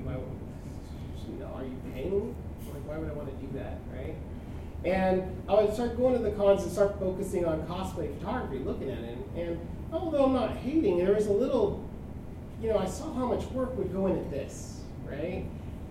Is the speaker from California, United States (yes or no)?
yes; San Diego, California, United States; moved away; I'm originally from San Diego.